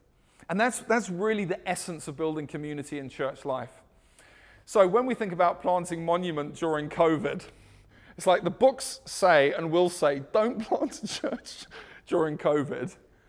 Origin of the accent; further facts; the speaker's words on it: South Africa; also born or lived in United Kingdom; I'm South African and British blended. We don't play American football.